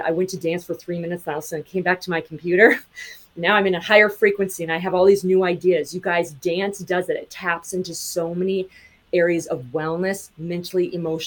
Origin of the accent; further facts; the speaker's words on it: Montana, United States; I grew up in Montana.